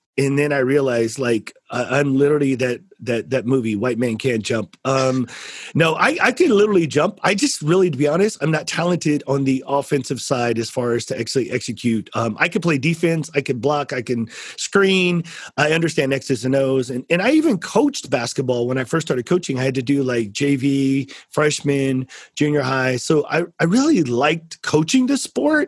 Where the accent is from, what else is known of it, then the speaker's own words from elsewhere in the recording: San Antonio, Texas, United States; I'm from San Antonio too